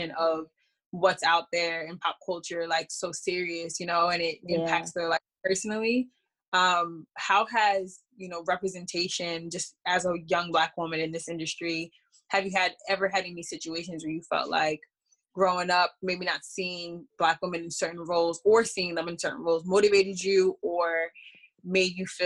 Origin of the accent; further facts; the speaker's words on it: New York, United States; we're from New York too